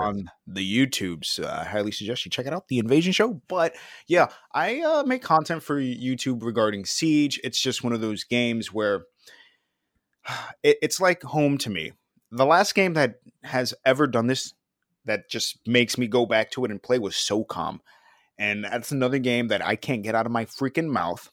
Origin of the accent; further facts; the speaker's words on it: New York, United States; growing up in New York